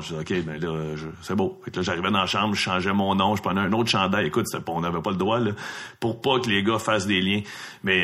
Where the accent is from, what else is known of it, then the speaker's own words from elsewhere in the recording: Laval, Quebec, Canada; le même secteur, le Fabreville-Laval